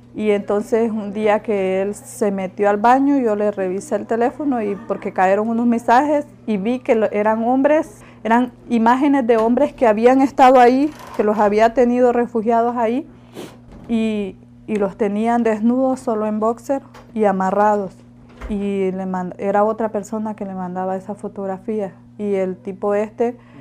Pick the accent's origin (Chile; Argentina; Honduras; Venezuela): Honduras; La Ceiba, Atlántida; moved away as an adult; now in Mexico; Soy de Honduras